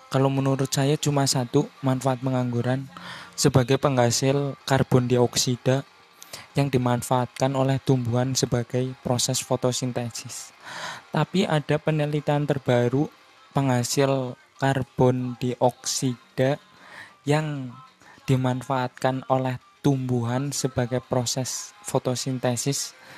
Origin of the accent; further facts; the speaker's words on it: Purwokerto, Central Java, Indonesia; accent: Ngapak; maaf ya kalau saya ngomongnya bercampur pakai bahasa ngapak karena saya kan berasal dari Purwokerto ya Purwokerto Banyumas jadi ada ada sedikit lokat lokat ngapaknya